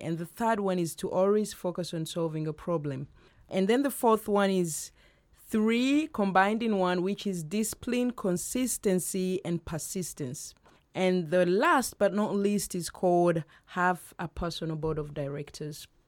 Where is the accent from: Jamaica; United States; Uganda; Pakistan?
Uganda; moved away; Uganda, my home country